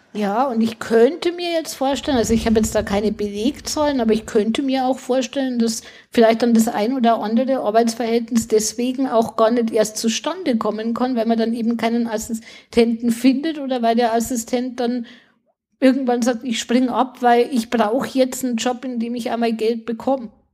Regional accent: Bavaria, Germany; bei uns in Bayern

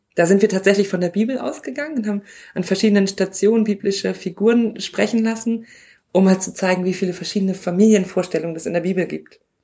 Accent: Northern Germany, Germany; ich komme aus Norddeutschland, bei uns sagt man Pastor

